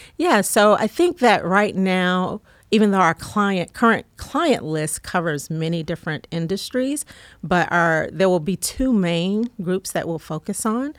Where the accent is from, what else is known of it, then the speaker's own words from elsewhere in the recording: College Park, Georgia, United States; also born or lived in North Carolina; I grew up here in Georgia